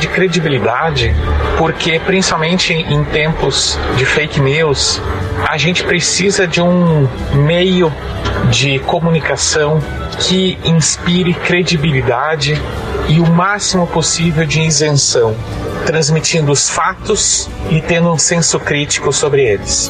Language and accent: Portuguese; Porto Alegre, Rio Grande do Sul, Brazil; eu sou de Porto Alegre